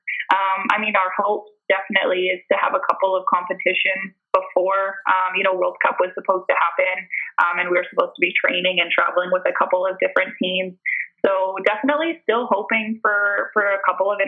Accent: Lower Mainland, British Columbia, Canada; I am born and raised in the Lower Mainland, so it's very hot and sunny here most of the time

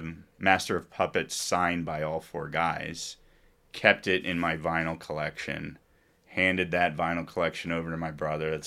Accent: New York City, New York, United States; born there; I was born in New York City.

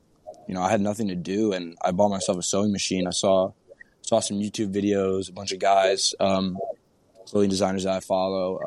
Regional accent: south of Albany on the Hudson River, upstate New York, United States; I'm from upstate New York, a little south of Albany on the Hudson River

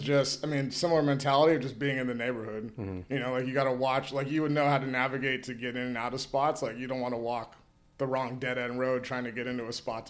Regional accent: Oakland, California, United States; I'm from Oakland, California, and grew up in the Bay Area. Half my family's from Oakland, half my family's from San Francisco. So I'm a Bay kid, born and raised.

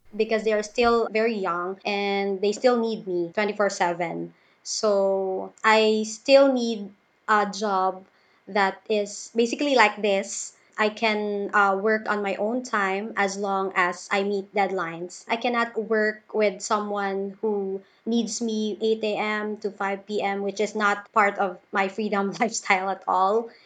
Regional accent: Philippines; I'm from the Philippines. So I'm in Davao City, the biggest city here in the Philippines.

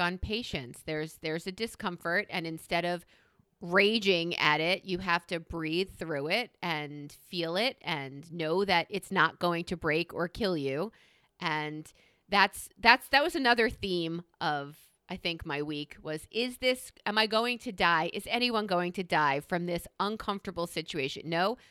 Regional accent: New York, United States; I'm a New Yorker

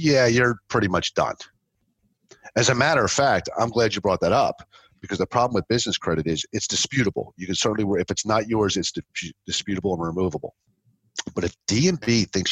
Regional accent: New Jersey, United States; now in Florida, United States; I'm from South Jersey.

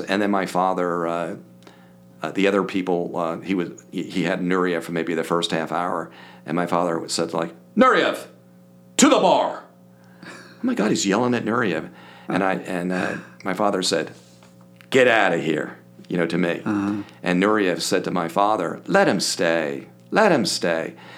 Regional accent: Springfield, Pennsylvania, United States; also born or lived in Philadelphia, Pennsylvania; now in Kansas City, United States; I had a blessed life growing up in Springfield, 12 miles southwest of Philadelphia.

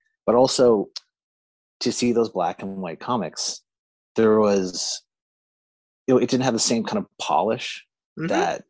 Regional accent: Stanley Bridge, Prince Edward Island, Canada; I grew up in Prince Edward Island, Canada. It's the smallest province in Canada. It's an island off the east coast. And yeah, that's where I spent my formative years out in the country, in Stanley Bridge.

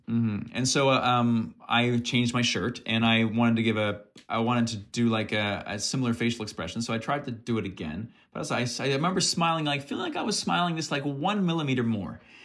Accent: Fredericton, New Brunswick, Canada; from my hometown here in Fredericton

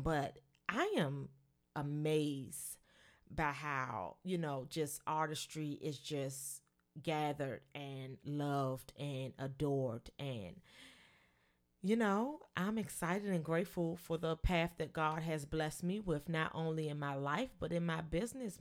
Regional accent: Washington, District of Columbia, United States; I am a native Washingtonian. I was born and raised in Washington, D C

